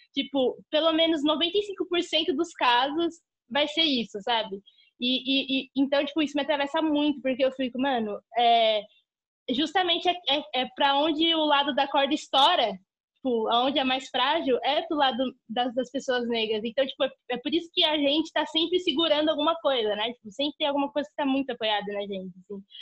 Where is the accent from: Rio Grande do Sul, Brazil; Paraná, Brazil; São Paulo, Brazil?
São Paulo, Brazil; Guarulhos; eu cresci no bairro dos Pimentas, em Guarulhos, e onde meus pais ainda moram lá até hoje